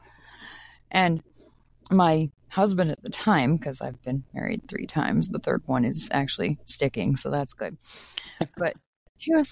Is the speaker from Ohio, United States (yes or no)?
no; Maine, United States; now in Minnesota, United States; I'm not originally from Minnesota, I am from Maine. And I moved here in 1991, 92, somewhere in there.